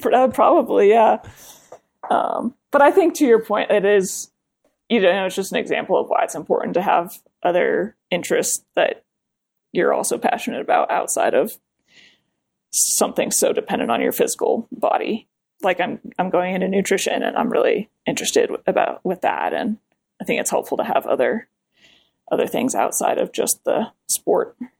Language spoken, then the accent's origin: English; Colorado, United States; moved away as an adult; also born or lived in New Jersey; I grew up in Colorado